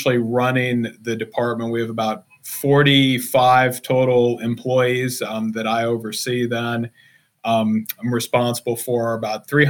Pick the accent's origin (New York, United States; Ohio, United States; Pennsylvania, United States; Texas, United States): Ohio, United States; Hicksville; moved away as an adult; I grew up in a little farm town in Northwest Ohio, honest to God, called Hicksville